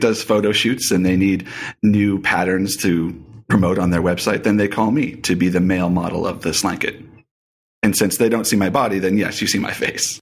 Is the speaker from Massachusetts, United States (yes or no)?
yes; Boston, Massachusetts, United States; now in Colorado, United States; Raised in Boston